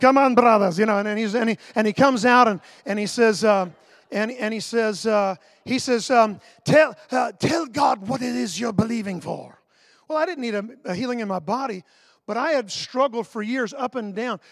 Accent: Sanford, Florida, United States; I grew up in Sanford. The city that's in all the headlines right now is my hometown.

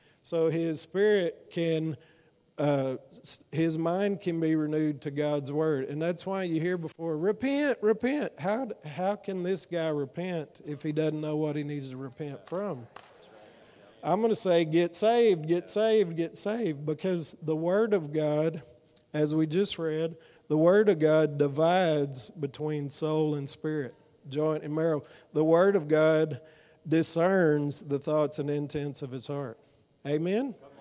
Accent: Fort Worth, Texas, United States; I'm from Fort Worth

